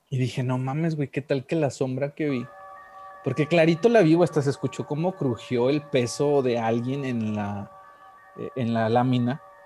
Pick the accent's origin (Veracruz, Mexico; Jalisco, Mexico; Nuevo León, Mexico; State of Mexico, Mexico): Nuevo León, Mexico; Monterrey; moved away; also born or lived in Guanajuato; Yo que soy nacido allá en Monterrey y que estaba, bueno, mucha parte de mi infancia me he ido allá